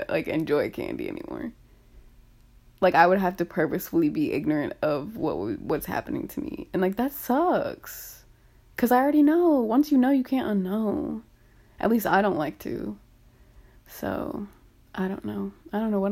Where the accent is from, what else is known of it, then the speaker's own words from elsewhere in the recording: United States; I'm an American